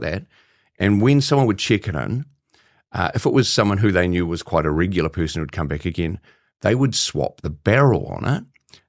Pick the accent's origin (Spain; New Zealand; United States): New Zealand; as a Kiwi